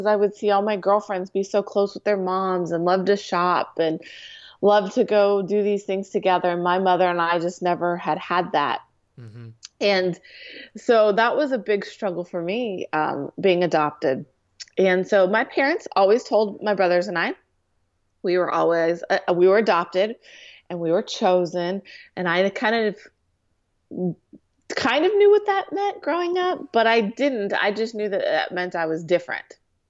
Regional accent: California, United States; also born or lived in Santa Monica; But I was born in Santa Monica, California, and adopted to a great family in Orange County.

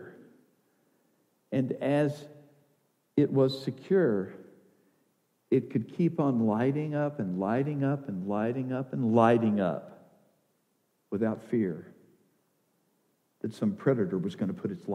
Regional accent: the South, United States; I grew up in the South.

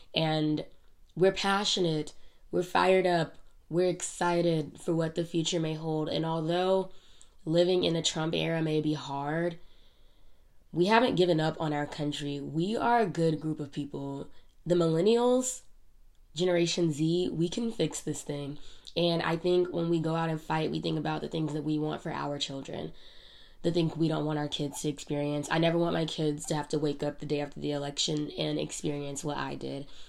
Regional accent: United States; we as Americans

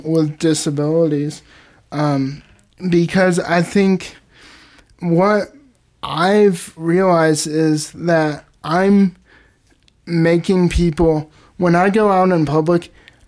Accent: Indianapolis, Indiana, United States; I'm from Indianapolis

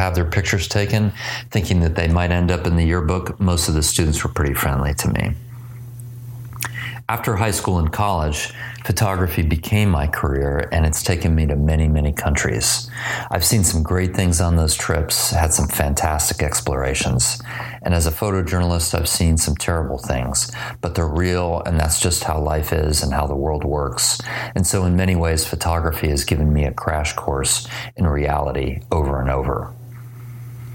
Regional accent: Dallas, Texas, United States; I grew up in Dallas, Texas, but when I was 12, my parents and I lived in Paris, France for several months.

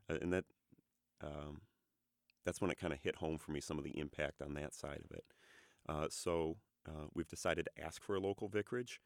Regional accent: Ann Arbor, Michigan, United States; moved away as an adult; we are from Ann Arbor, Michigan. Uh, I grew up there

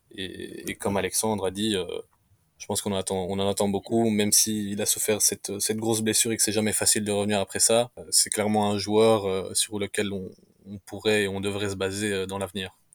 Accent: Romania; ici chez nous en Roumanie

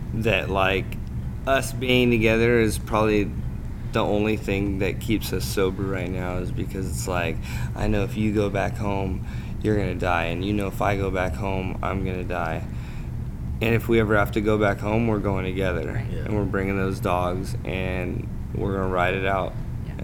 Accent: California, United States; I'm from California, which is like the CrossFit capital

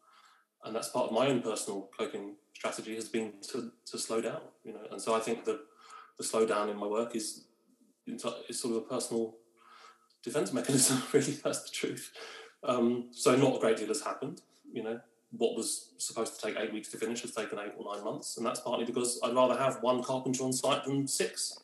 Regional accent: London, United Kingdom; moved away; I am a Londoner through and through

